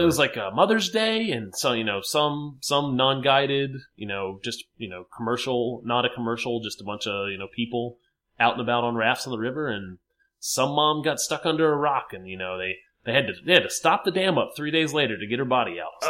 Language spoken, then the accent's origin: English; Richmond, Virginia, United States